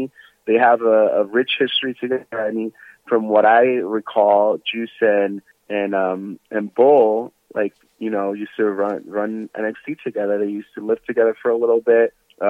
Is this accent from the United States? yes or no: no; Jamaica; I grew up in Jamaica, so I was like, it felt kind of familiar in a way.